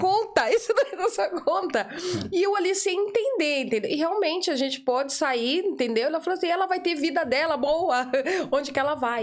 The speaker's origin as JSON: {"language": "Portuguese", "region": "São Paulo", "country": "Brazil", "first_language": "Portuguese", "moved": "as an adult", "lives_now": "Ireland", "said": "eu sou de São Paulo"}